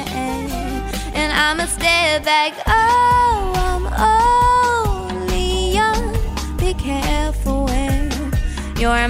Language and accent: English; New Jersey, United States; New Jersey, my hometown